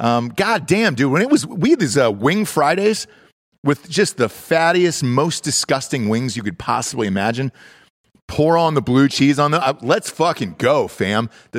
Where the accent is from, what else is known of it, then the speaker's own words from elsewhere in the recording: Georgia, United States; moved away; I'm from Georgia originally